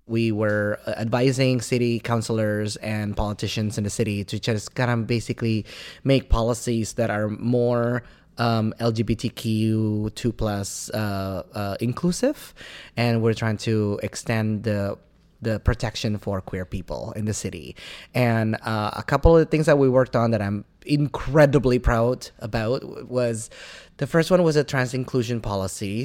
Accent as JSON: {"language": "English", "country": "Indonesia", "moved": "as an adult", "lives_now": "Vancouver, Canada", "said": "I'm from Indonesia originally"}